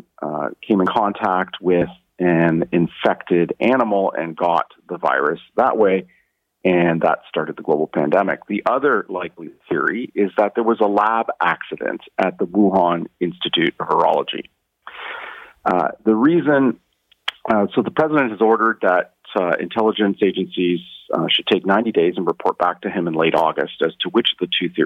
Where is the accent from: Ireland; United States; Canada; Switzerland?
Canada; as a Canadian of Asian descent myself